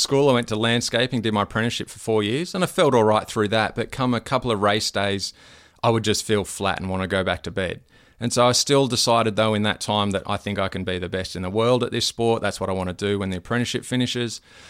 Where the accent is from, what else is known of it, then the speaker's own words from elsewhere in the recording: Terry Hills, New South Wales, Australia; now in Noosa, Australia; I was born in around Terry Hills, grew up there, and then I got into surf lifesaving down at Freshwater Beach pretty much, and then once I started to rent, moved down to Freshwater Beach and around that area